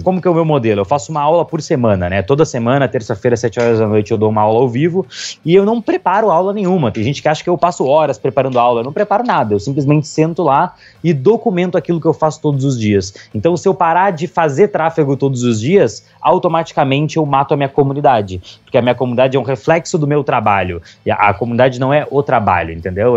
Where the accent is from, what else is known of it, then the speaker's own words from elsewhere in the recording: Pelotas, Rio Grande do Sul, Brazil; moved away as an adult; now in Londrina, Brazil; nasci no Rio Grande do Sul, fazia faculdade lá